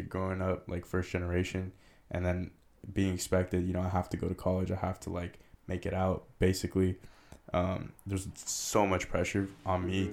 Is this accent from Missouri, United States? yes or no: no; San Rafael, California, United States; also born or lived in Richmond, California; I grew up in Canal, so Marin, but then I actually moved to Richmond